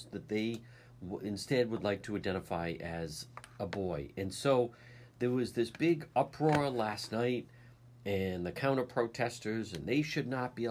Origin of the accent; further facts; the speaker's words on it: Cranston, Rhode Island, United States; my library growing up in Edgewood